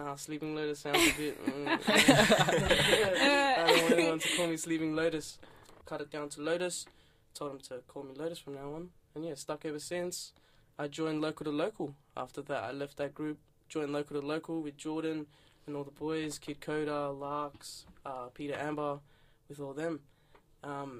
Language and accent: English; Melbourne, Victoria, Australia; also born or lived in Iran / Afghanistan; I'm Afghan by nationality. I was born in Iran, though. And then we moved here as a whole family because of the war and fleeing and everything. Moved to Melbourne 2004. Mm-hmm. Been here ever since. Grown up here